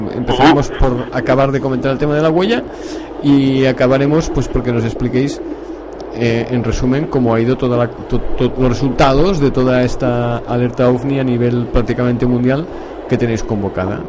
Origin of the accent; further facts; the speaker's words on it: Barcelona, Catalonia, Spain; yo soy de Barcelona